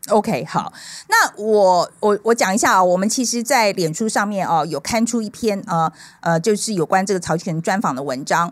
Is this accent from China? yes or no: no; Taiwan; 我们台湾人要学，要，要团结